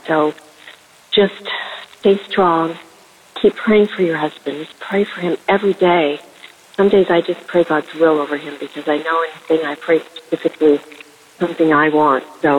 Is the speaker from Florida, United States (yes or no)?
no; Spokane, Washington, United States; from Washington State, and I heard Dustin from Spokane call, and Spokane is my hometown